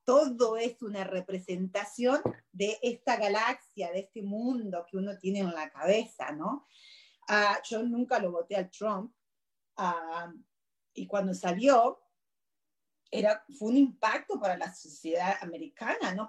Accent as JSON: {"language": "Spanish", "country": "Argentina", "moved": "yes", "lives_now": "United States", "said": "yo soy argentina"}